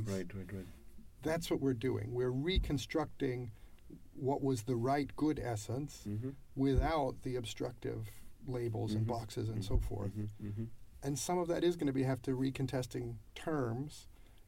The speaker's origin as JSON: {"language": "English", "country": "United States", "said": "I'm an American"}